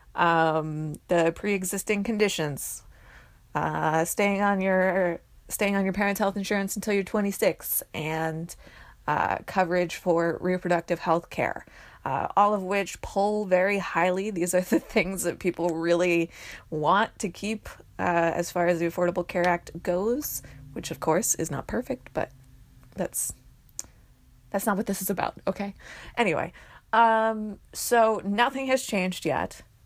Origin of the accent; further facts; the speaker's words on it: New Jersey, United States; I'm from New Jersey